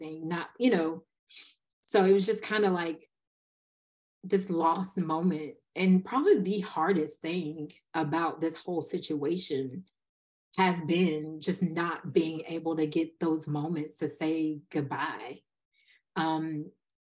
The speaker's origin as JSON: {"language": "English", "region": "Eastern North Carolina", "country": "United States", "also_born_or_lived": "Denver, North Carolina", "said": "I'm from Eastern North Carolina"}